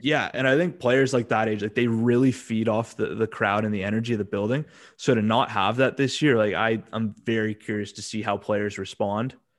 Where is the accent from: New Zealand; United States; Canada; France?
Canada; we're both Canadian